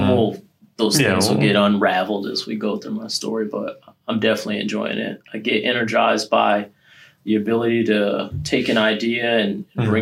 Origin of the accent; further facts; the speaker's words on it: Connecticut, United States; moved away as an adult; I'm originally from Connecticut. I was born and raised there